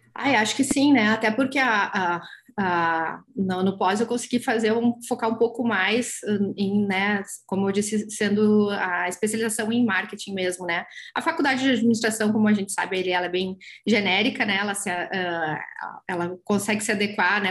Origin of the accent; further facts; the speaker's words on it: São Jerônimo, Rio Grande do Sul, Brazil; eu sou de, de São Jerônimo, na época morava lá ainda.